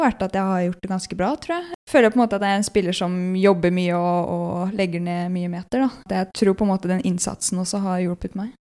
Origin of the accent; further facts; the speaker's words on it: Elverum, Innlandet, Norway; moved away as an adult; also born or lived in Ottestad; now in Trondheim, Norway; Jeg er født på Elverum